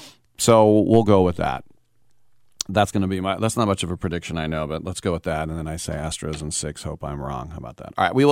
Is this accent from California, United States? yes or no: no; Boston, Massachusetts, United States; I'm from Boston